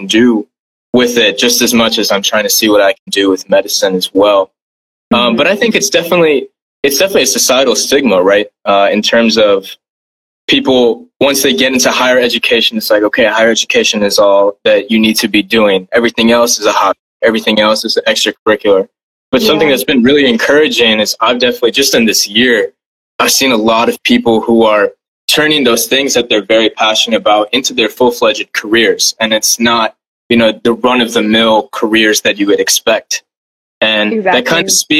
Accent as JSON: {"language": "English", "region": "West Bengal", "country": "India", "moved": "yes", "lives_now": "United States", "said": "my family and I, we're actually from India. I'm from West Bengal"}